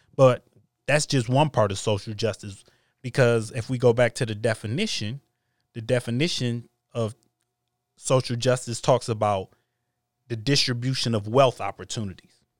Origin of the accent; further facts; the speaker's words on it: United States; I was born in America, I'm an American